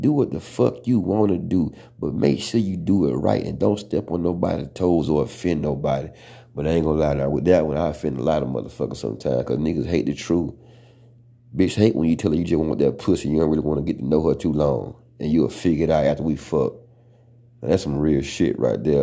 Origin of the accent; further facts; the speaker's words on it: the South, United States; accent: country; I'm from the South